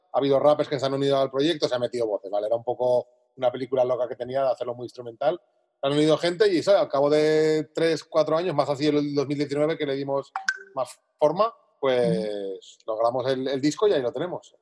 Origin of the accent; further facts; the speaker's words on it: Zaragoza, Aragon, Spain; moved away as an adult; now in Alicante, Spain; me mudé de Zaragoza a Alicante, yo soy de Zaragoza, ahora vivo en Alicante